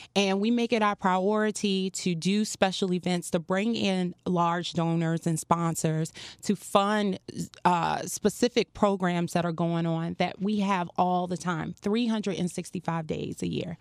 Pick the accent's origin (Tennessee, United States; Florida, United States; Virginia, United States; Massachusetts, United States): Virginia, United States; Farmville; moved away as an adult; also born or lived in North Carolina / Norfolk, Virginia; now in Miami, United States; I'm originally from a small town, Farmville, Virginia